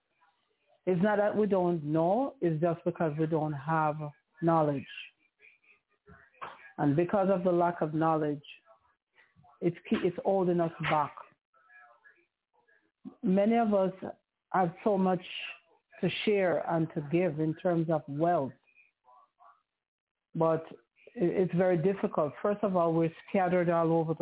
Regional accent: Jamaica; I'm a Jamaican, which I am

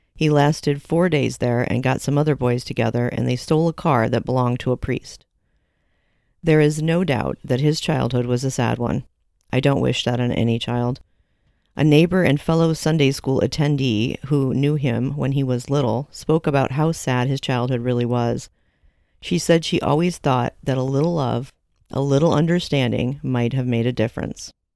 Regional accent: Michigan, United States; My home state of Michigan

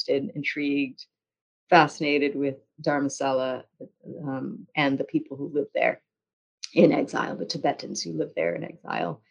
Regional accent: United States; I am Chinese American. I was born in the US. I'm ethnically Chinese. My parents are from Hong Kong.

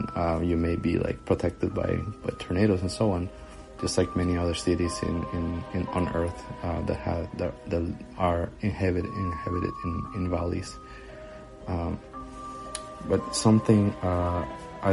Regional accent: Costa Rica; now in Nashville, United States; I'm originally from Costa Rica, but currently I'm in the United States.

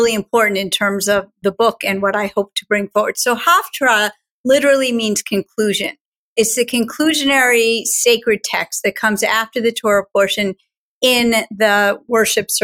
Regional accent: Schenectady, New York, United States; I grew up in Schenectady, New York, at Gates of Heaven

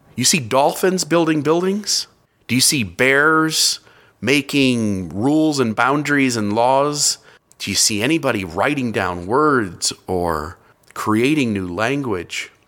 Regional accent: near Cleveland, Ohio, United States; I grew up near Cleveland, Ohio

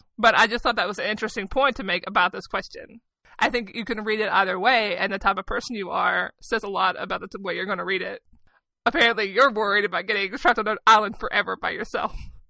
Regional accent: the South, United States; I come from the South.

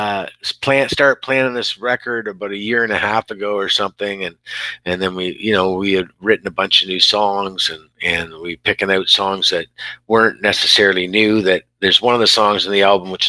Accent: Exeter, Ontario, Canada; also born or lived in Oshawa; we grew up in Exeter, Ontario

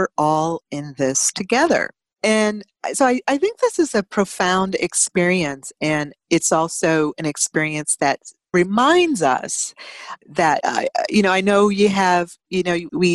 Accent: United States; ourselves as American

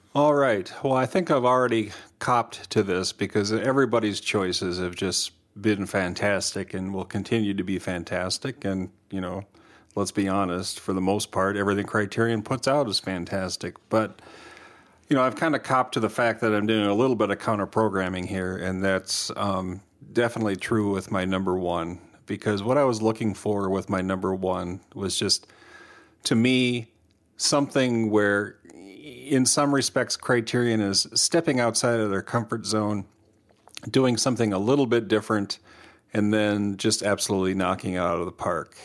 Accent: Minnesota, United States; us being Minnesotan

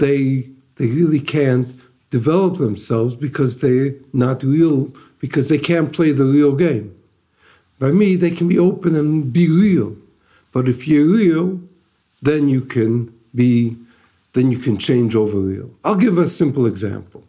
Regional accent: Detroit, Michigan, United States; moved away as an adult; now in Israel; I'm originally from Detroit. Grew up in the Lubavitch home.

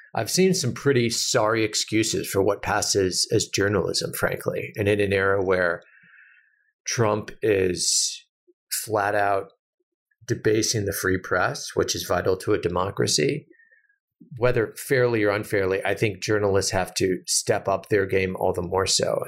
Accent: United States; as an American

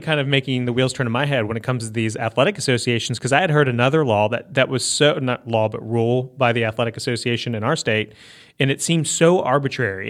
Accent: Northern Virginia, United States; now in Mississippi, United States; where I grew up in Northern Virginia

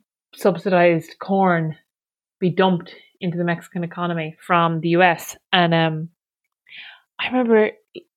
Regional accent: Achill Island, County Mayo, Ireland; I'm from Achill Island

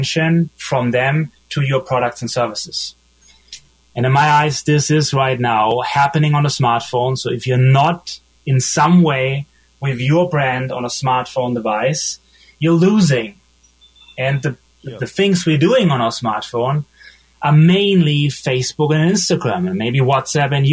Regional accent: Germany; accent: German; English is a second language; moved away as an adult; also born or lived in Munich / Berlin / Los Angeles; I'm from Germany, like you probably hear from my accent.

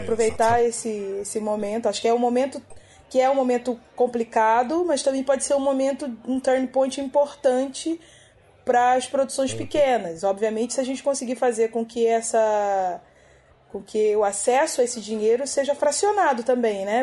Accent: Magé, Rio de Janeiro, Brazil; sou de Magé, na Baixada Fluminense.

